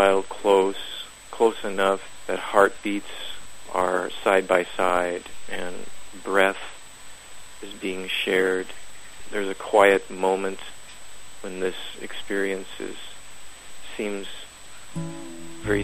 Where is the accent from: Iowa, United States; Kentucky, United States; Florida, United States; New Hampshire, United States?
Iowa, United States; Council Bluffs; I was born in Council Bluffs, Iowa, which is across the Missouri River from Omaha